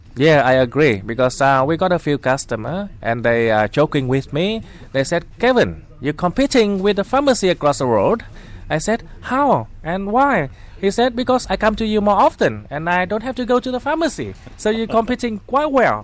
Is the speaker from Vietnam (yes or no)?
yes; Haiphong, Vietnam; moved away as an adult; also born or lived in Perth, Australia; now in Sydney, Australia; I'm from Vietnam originally, but I came to Australia to Perth when I was 20, which was uh, 1994. So now I've been here for 25 years, so which is longer than the time I spent in my hometown.